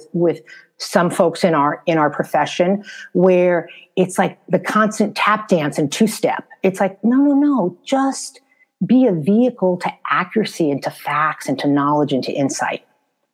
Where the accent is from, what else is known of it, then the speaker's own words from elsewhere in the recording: New York City, New York, United States; moved away as an adult; also born or lived in Bronx / Harlem; now in Los Angeles, United States; I was born and raised in New York City.